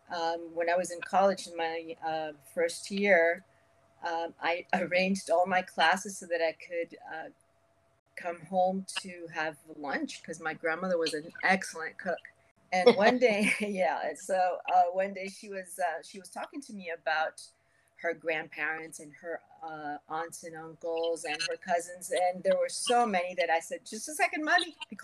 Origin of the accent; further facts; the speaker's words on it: Venezuela; moved away as an adult; also born or lived in Cuba / United States; now in Miami, United States; Okay, well, I was born in Havana, Cuba. I lived in the U.S. until I was about 8 years old and then went to Venezuela for many years. When it was time for college, I came to the University of Miami